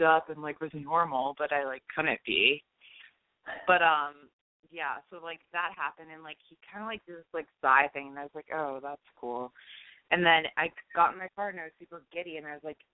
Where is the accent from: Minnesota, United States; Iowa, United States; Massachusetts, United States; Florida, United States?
Massachusetts, United States; Boston; moved away; also born or lived in Connecticut; I am from Connecticut, originally Boston, hence the area code.